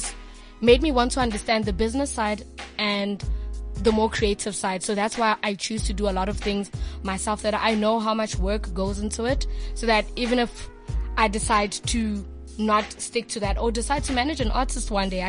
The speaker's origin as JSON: {"language": "English", "town": "Johannesburg", "region": "Gauteng", "country": "South Africa", "tie": "born or raised there", "also_born_or_lived": "Limpopo", "said": "I was born in Limpopo and I was raised in Johannesburg"}